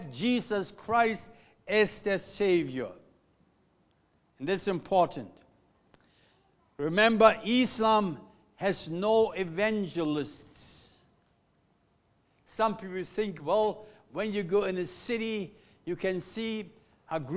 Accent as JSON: {"language": "English", "country": "Germany", "second_language": "English", "moved": "yes", "lives_now": "Melbourne, Australia", "said": "we as Germans"}